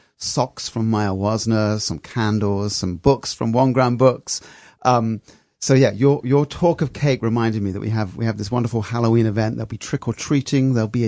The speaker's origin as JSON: {"language": "English", "town": "Freeport", "region": "Grand Bahama", "country": "Bahamas", "tie": "born or raised there", "said": "I grew up in the Bahamas, and I didn't know that. I spent my first 6 years in Freeport, Grand Bahama."}